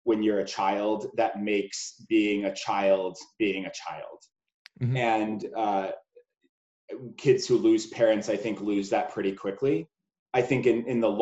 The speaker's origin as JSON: {"language": "English", "town": "Altadena", "region": "California", "country": "United States", "tie": "born or raised there", "said": "I am originally from Los Angeles, California, actually in a small suburb called Altadena, which is just above Pasadena."}